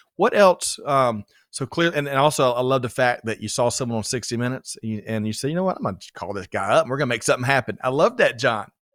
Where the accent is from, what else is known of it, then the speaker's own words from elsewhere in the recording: Georgia, United States; A native Georgian